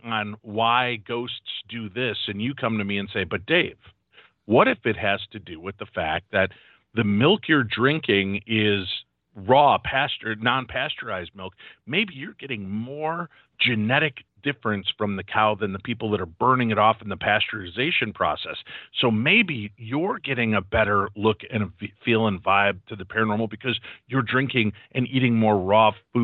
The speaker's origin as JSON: {"language": "English", "region": "Illinois", "country": "United States", "said": "I'm from Illinois originally"}